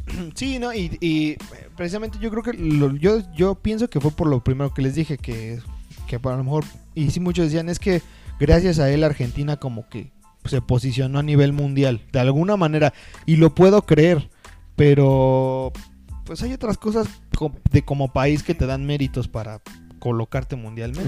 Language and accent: Spanish; Mexico; como mexicanos podemos ser